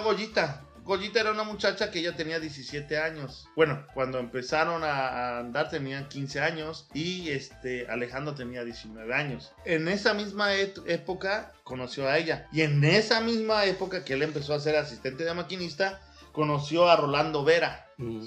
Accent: Huatusco, Veracruz, Mexico; moved away; also born or lived in Mexico City; yo nací en el DF, pero también me fui a Huatusco, Veracruz

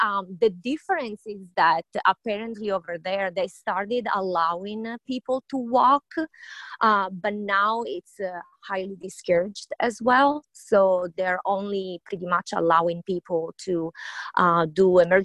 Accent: Sicily, Italy; now in Whidbey Island, United States; I was born and raised in Sicily, so south of Italy.

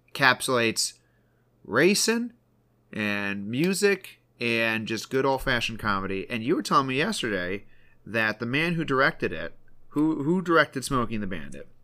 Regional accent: Michigan, United States; we're from Michigan

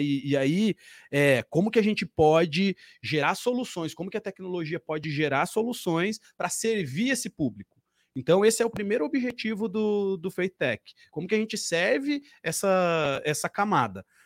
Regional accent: Curitiba, Paraná, Brazil; Jonatas e eu somos daqui de Curitiba

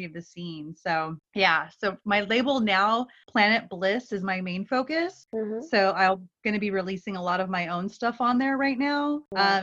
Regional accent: Los Angeles, California, United States; I grew up in Los Angeles

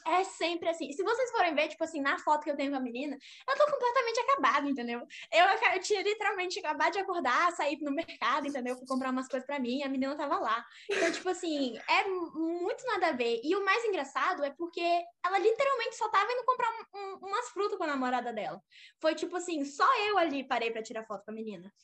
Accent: Porto Velho, Rondônia, Brazil; moved away as an adult; now in Los Angeles, United States; sou de Porto Velho, Rondônia, não Roraima

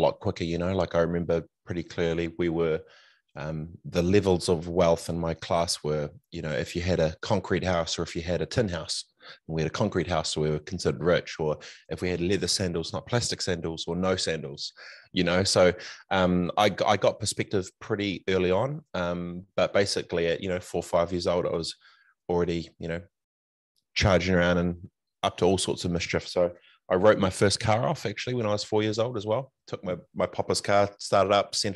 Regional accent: Christchurch, Canterbury, New Zealand; also born or lived in Fiji / Far North, New Zealand; growing up in Aranui

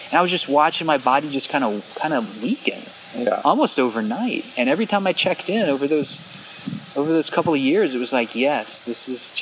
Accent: South Central Texas, United States; I'm from South Central Texas

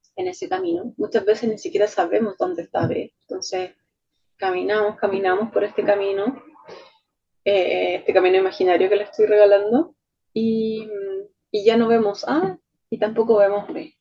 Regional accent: Chile; soy chilena

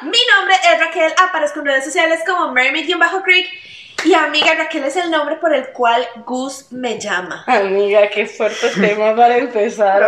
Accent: Cartago, Costa Rica; yo nací aquí en Cartago

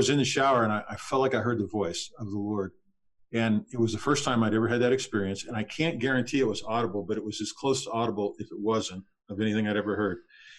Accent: Texas, United States; moved away; also born or lived in Southern California; we lived in Texas. I was born in Texas. We lived there for a while, and then in Southern California

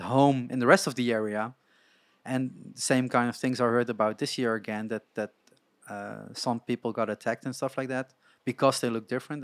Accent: Netherlands; I grew up in Holland

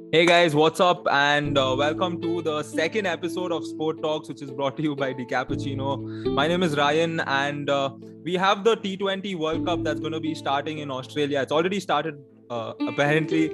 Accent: India; as an Indian

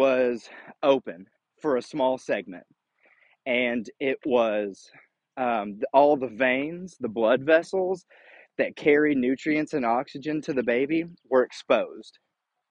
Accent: United States; I was born in the United States

